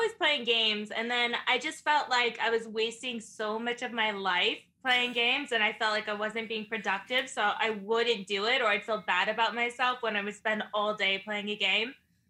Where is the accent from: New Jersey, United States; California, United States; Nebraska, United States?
California, United States